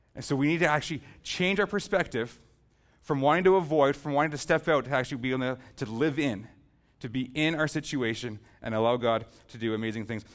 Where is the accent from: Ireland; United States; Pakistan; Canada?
Canada; Southern Ontario; We're from Southern Ontario